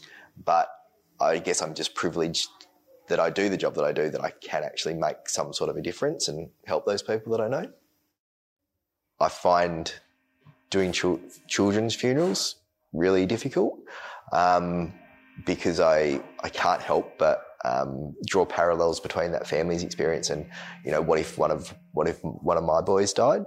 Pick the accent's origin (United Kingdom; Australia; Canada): Australia; Bunbury, Western Australia; I was born in Bunbury. I still live in Bunbury